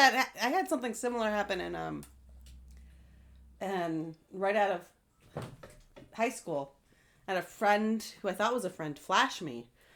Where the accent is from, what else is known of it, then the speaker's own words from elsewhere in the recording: Michigan, United States; I am from Michigan.